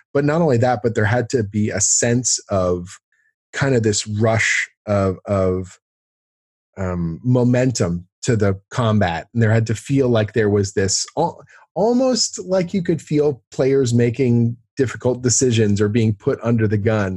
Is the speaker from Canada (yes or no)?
yes; Canada; also born or lived in Toronto; I'm a Canadian storyteller, I guess you'd call it, like a writer, uh, uh, based here in Toronto